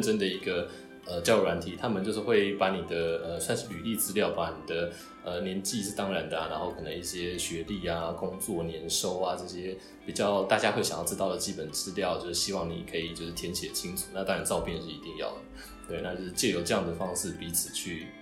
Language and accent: Chinese; Taiwan; now in Japan; 我们台湾人就是在外国